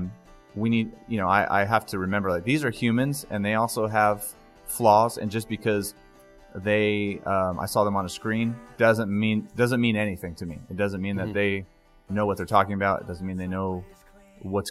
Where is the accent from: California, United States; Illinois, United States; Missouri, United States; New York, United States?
California, United States; Stockton; I grew up in Stockton, California